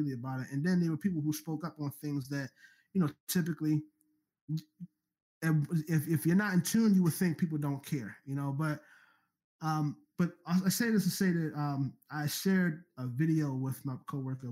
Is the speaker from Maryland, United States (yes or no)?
yes; Baltimore, Maryland, United States; I'm already from Baltimore